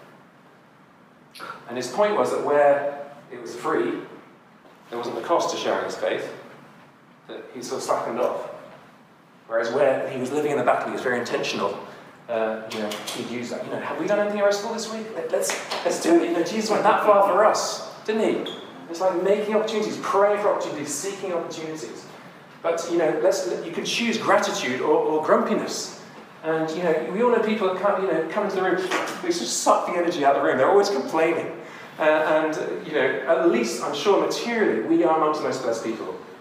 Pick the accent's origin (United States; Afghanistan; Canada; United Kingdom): United Kingdom; moved away; also born or lived in Burundi; I'm a Brit.